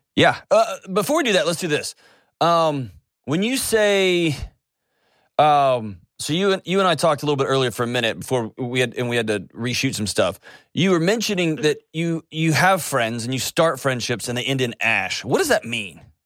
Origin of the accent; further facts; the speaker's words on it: Houston, Texas, United States; moved away; Houston, my hometown